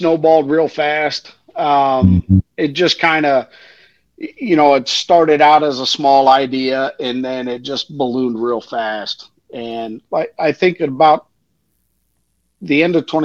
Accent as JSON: {"language": "English", "town": "Pasadena", "region": "Texas", "country": "United States", "said": "I'm from the South. I'm from the Houston, Pasadena area"}